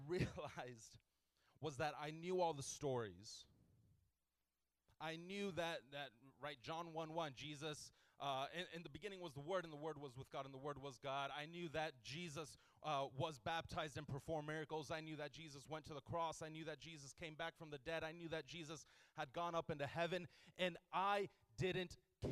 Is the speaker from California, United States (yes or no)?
no; Houston, Texas, United States; I grew up in Houston